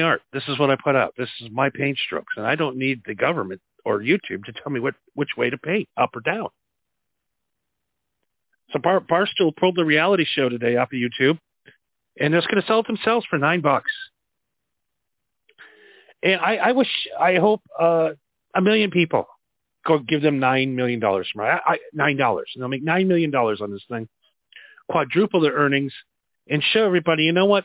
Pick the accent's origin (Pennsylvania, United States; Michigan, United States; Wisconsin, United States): Wisconsin, United States; growing up in Wisconsin